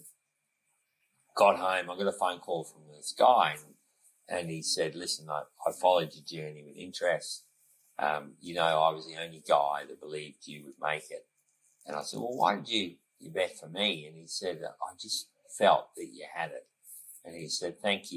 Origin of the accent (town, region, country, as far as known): Australia